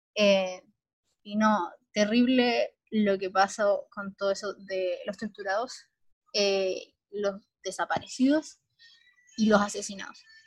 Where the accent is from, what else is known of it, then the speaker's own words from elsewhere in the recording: Chile; somos como chilenos